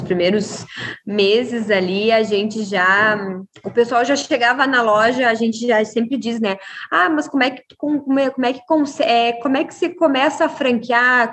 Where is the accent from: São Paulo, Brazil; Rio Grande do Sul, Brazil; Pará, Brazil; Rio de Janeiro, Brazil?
Rio Grande do Sul, Brazil; Uruguaiana; Sou gaúcha, sou da cidade de Uruguaiana, Rio Grande do Sul